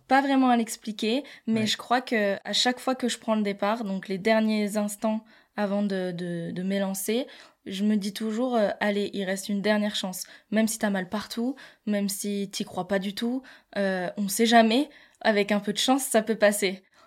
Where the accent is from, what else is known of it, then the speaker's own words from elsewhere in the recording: La Plagne, Auvergne-Rhône-Alpes, France; j'ai grandi à La Plagne.